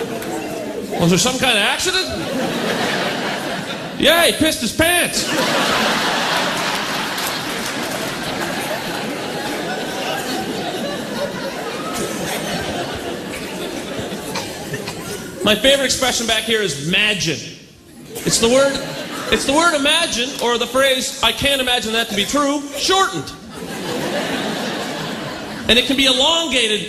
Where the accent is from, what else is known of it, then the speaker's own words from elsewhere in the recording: Pictou, Nova Scotia, Canada; now in Toronto, Canada; I'm from Picto.